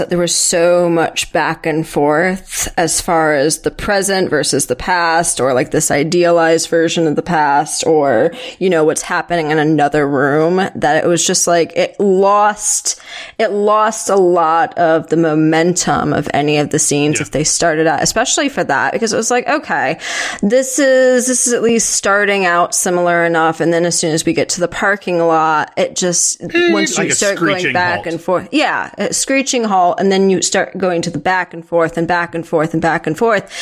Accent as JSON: {"language": "English", "region": "Western New York", "country": "United States", "tie": "born or raised there", "said": "I'm from backwoods Western New York"}